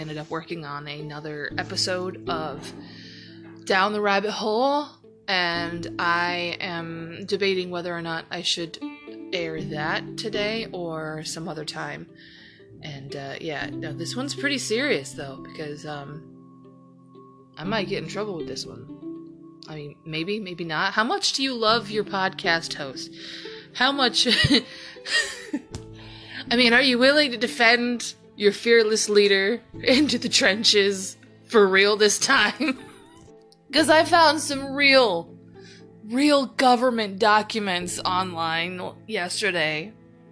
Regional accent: Ohio, United States; it is my home, Ohio. You know, it is my home state. It's not my home city, but it is my home state

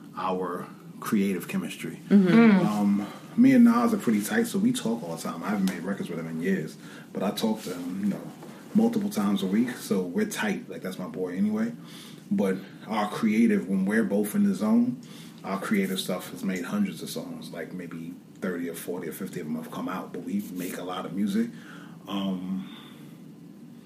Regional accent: New York, United States; growing up as a New Yorker.

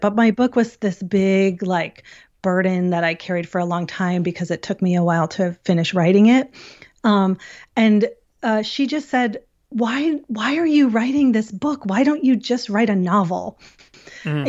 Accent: Syracuse, New York, United States; I'm from Syracuse

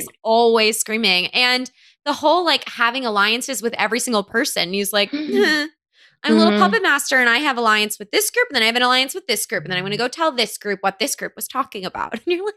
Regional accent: New Jersey, United States; I'm from New Jersey, which has the spookiest tree of all time, the devil's tree.

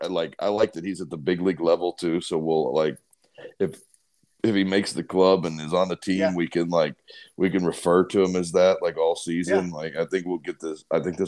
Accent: Euless, Texas, United States; And I'm pretty decent with those the being from Euless, Texas.

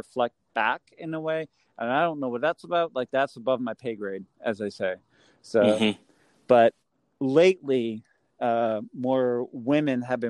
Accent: Massachusetts, United States; I'm from Massachusetts

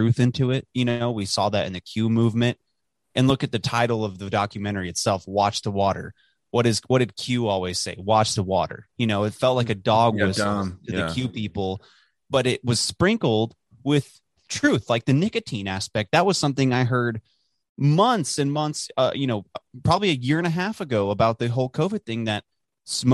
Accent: Dallas, Texas, United States; growing up in Dallas, I remember my teachers in school saying how great the water in Dallas was

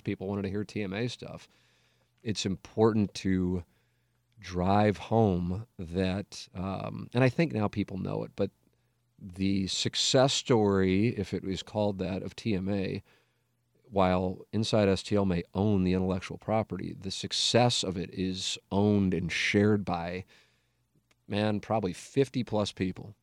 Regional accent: St. Louis, Missouri, United States; my hometown

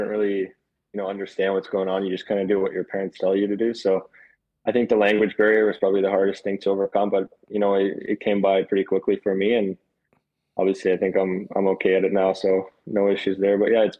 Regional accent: Toronto, Ontario, Canada; English is a second language; also born or lived in Moscow, Russia; Yeah, I was born in Moscow, Russia. I started actually playing hockey with Nikita Chibrikov, who is my line mate now, and a lot of fun with him. And yeah, I moved to Canada, to Toronto, Canada, when I was 9 years old.

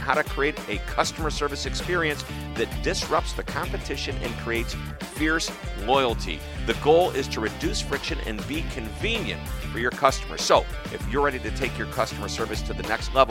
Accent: Missouri, United States; I'm from Missouri, which is the show me state

